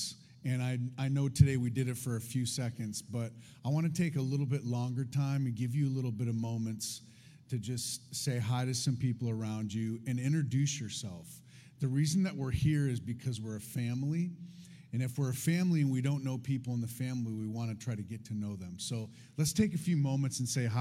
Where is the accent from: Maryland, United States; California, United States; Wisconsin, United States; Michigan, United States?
Michigan, United States; Detroit; I come from Detroit